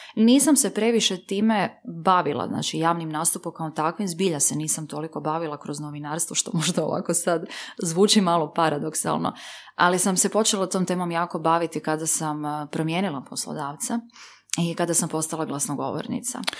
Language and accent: Croatian; Livno, Federation of Bosnia and Herzegovina, Bosnia & Herzegovina; sam ja porijeklom iz Livna